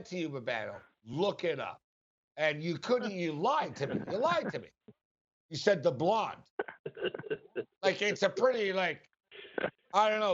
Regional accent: Montreal, Quebec, Canada; now in Las Vegas, United States; I'm from Montreal. I haven't lived in Montreal in a long time, but I was born in Montreal

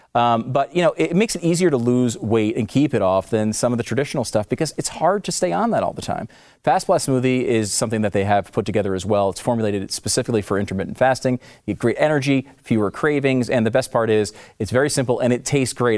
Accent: Northeast, United States; now in Texas, United States; I'm from the Northeast, so I'm uh, not a Texas yeah. guy, but I love it here

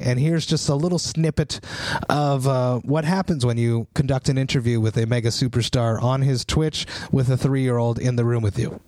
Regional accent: Montreal, Quebec, Canada; I'm from Montreal.

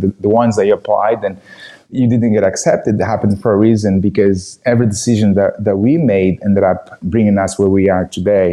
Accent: Angola; English is a second language; moved away; I was born and raised in Angola, Africa.

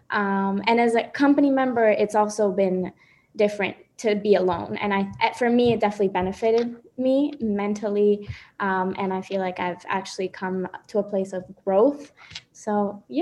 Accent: Dominican Republic; now in Washington, D.C., United States; I am currently in Washington, D.C., but I am from Dominican Republic.

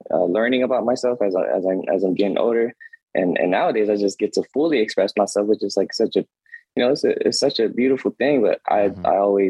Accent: Oakland, California, United States; I was a nerd growing up in East Oakland

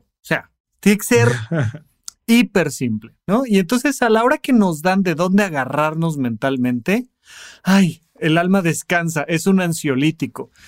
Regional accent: Almoloya de Juárez, State of Mexico, Mexico; Cuando yo crecí allá en Almoloya de Juárez, cuando yo era niño

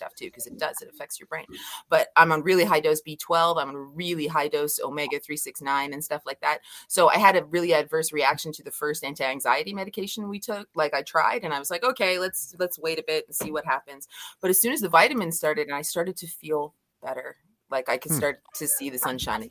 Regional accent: Scotland, United Kingdom; I'm Scottish

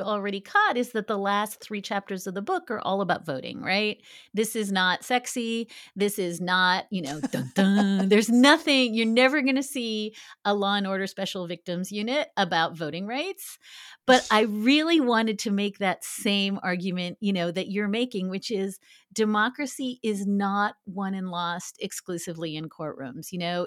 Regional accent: Canada; now in United States; being Canadian

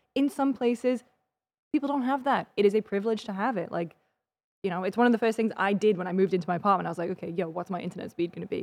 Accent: United Kingdom; now in United States; as a British person

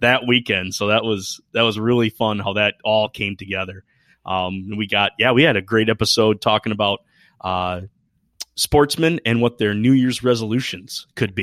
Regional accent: Michigan, United States; I hail from Michigan, uh, on the west side, So more of the Lake Michigan side as opposed to the Huron

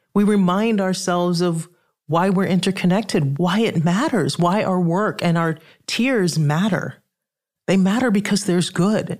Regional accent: Trinidad & Tobago; I'm from the Caribbean. I'm from Trinidad that has a huge carnival

